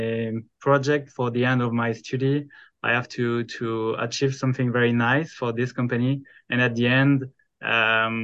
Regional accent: the middle of France, central France, France; English is a second language; I'm French. I come from France, the middle of France

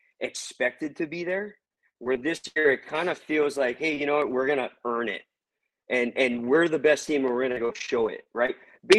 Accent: Hawaii, United States; moved away as an adult; also born or lived in San Francisco; now in Huntington, United States; I used from Hawaii. Moved to the Bay through via the Coast Guard, and I lived there for about 13 years.

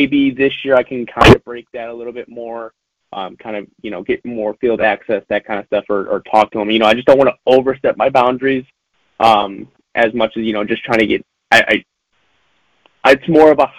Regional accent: Northwest Indiana, United States; growing up in Northwest Indiana

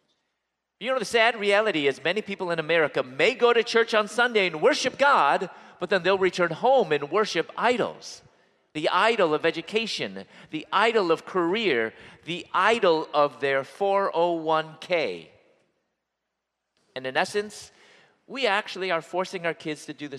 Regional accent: Chicago, Illinois, United States; moved away as an adult; also born or lived in Louisville; I'm originally from Chicago, and I moved at that point to Louisville, where I was going to dental school

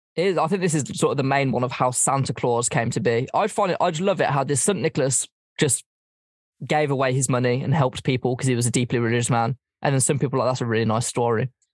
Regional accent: England, United Kingdom

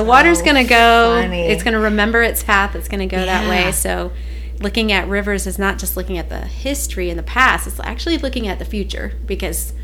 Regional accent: Atlanta, Georgia, United States; I'm from the South Side

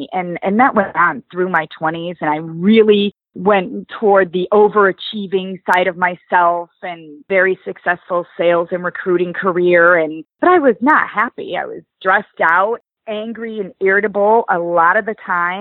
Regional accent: Oswego, Illinois, United States; So I am from Illinois, a suburb of Chicago called Oswego. It's the Midwest, Midwestern girl.

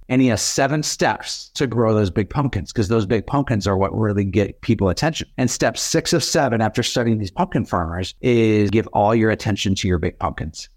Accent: Fargo, North Dakota, United States; my hometown of Fargo

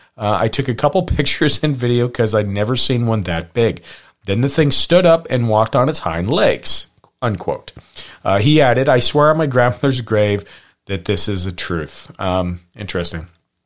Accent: Hamilton, Montana, United States; And even me growing up near Hamilton, Montana, we had Lake Como, and there was the big monster of Lake Como.

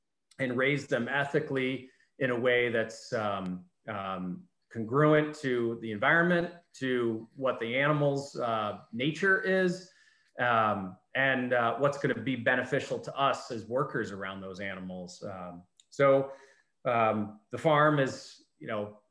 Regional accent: Finger Lakes, New York, United States; I grew up in the Finger Lakes

